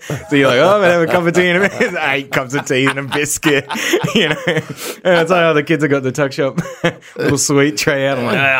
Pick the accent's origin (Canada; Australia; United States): Australia; Brisbane, Queensland; moved away as an adult; also born or lived in England; I lived in Brisbane my whole life